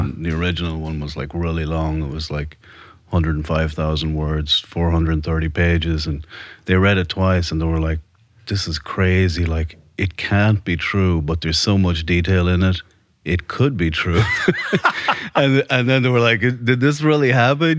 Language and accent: English; Ireland; moved away as an adult; now in United States; born and raised in Ireland. I came to America in my early 20s